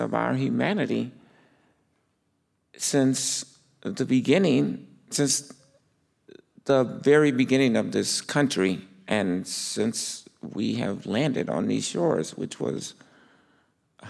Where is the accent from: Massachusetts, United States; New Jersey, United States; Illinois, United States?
Illinois, United States; Chicago; now in Minneapolis, United States; growing up in Chicago.